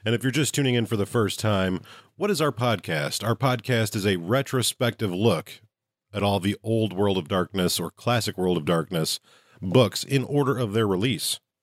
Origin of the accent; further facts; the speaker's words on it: Midwest, United States; I'm from the Midwest